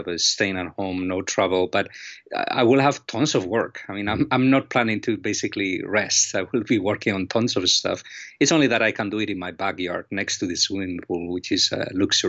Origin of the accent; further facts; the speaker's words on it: Galicia, Spain; now in Miami, United States; I am originally from Spain, from northwestern Spain, a region called Galicia. And Galicia is very rainy and dark and windy and cold.